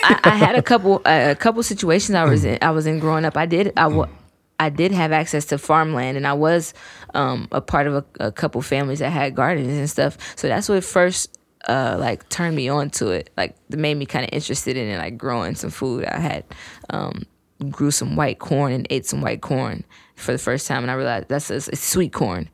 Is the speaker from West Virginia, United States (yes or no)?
yes; Fairmont, West Virginia, United States; also born or lived in Detroit, Michigan; I was born there, raised here.